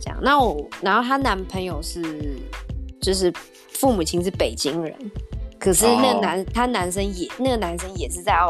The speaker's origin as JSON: {"language": "Chinese", "country": "Taiwan", "tie": "born or raised there", "moved": "as an adult", "lives_now": "Australia", "said": "就像我是台湾人，然后我是从台湾从小长大的，"}